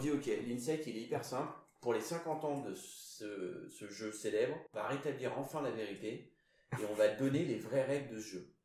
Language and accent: French; Basque Country, France; je suis basque